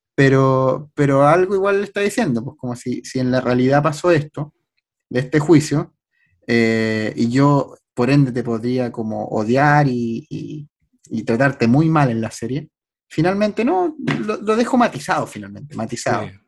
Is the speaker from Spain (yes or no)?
no; Chile; para nosotros Chile teníamos un representante